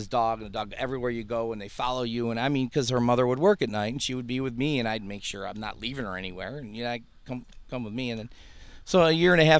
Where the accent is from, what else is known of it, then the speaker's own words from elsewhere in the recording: Greece, New York, United States; moved away as an adult; also born or lived in California / Canandaigua, New York; I wanted to get out of where I was raised in. I was born in California. My father got a job at Kodak 6 months after he got out of the Air Force. So we moved out to Canandaigua. That was too much of a truck from there to Ridge Road, where at the Kodak Park there. Mm-hmm. And then we moved to Greece, and I was raised there all my life